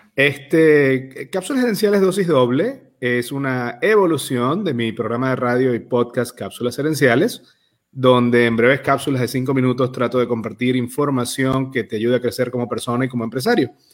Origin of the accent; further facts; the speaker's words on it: Venezuela; moved away; ambos somos emigrantes eh, venezolanos